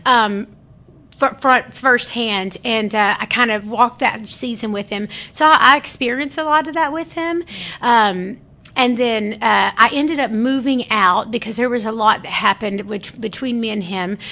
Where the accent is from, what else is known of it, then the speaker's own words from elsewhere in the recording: Alvarado, Texas, United States; also born or lived in Grand Prairie, Texas; I'm from Alvarado. I actually uh-huh. was born in Grand Prairie, Texas. We lived. I lived in Alvarado my uh, most of my life